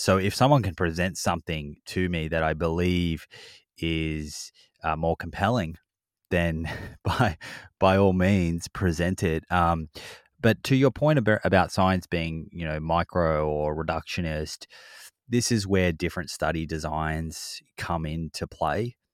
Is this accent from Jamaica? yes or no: no; Victoria, Australia; We grew up in Victoria